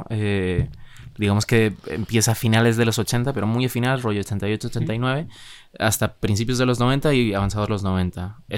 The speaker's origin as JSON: {"language": "Spanish", "town": "Madrid", "region": "Community of Madrid", "country": "Spain", "said": "O sea, yo sí soy de Madrid"}